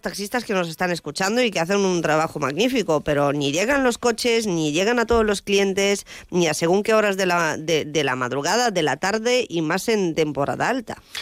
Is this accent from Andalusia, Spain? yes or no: no; Calvià, Balearic Islands, Spain; yo soy residente de Calvía